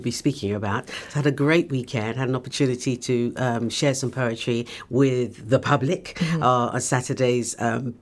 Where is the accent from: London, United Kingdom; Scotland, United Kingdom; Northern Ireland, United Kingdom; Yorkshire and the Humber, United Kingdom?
London, United Kingdom; moved away as an adult; now in Luton, United Kingdom; I'm a Londoner, I moved here 19 years ago, so I've been here a while now, but originally a Londoner.